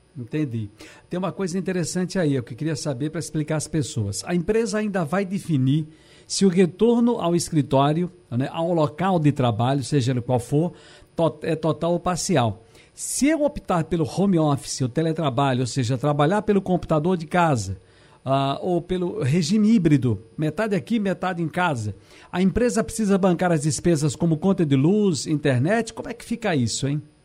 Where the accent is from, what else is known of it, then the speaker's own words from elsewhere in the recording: Northeast Region, Brazil; a gente é do Nordeste